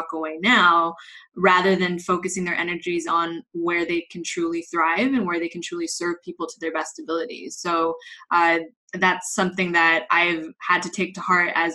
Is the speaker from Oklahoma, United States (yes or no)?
no; Los Angeles, California, United States; moved away as an adult; now in Madrid, Spain; I am originally from Los Angeles, but I'm based here in Madrid, Spain. I've been here for close to 9 years now